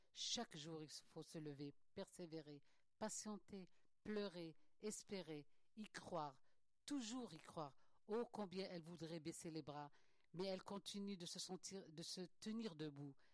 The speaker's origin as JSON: {"language": "French", "country": "Algeria", "moved": "yes", "said": "je suis algérienne"}